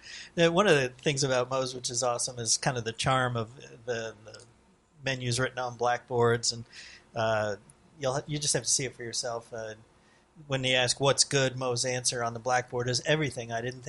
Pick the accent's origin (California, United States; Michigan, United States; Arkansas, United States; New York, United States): New York, United States; moved away; growing up in New York